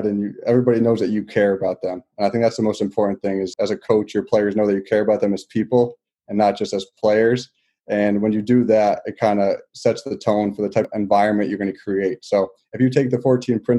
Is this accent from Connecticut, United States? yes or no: yes; Connecticut, United States; I grew up in Connecticut